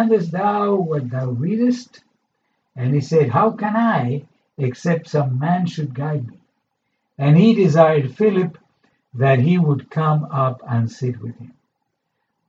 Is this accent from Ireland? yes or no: no; Argentina; moved away; I come from a culture that is partly Jewish and partly Italian. Okay? And I grew up in Argentina, in South America.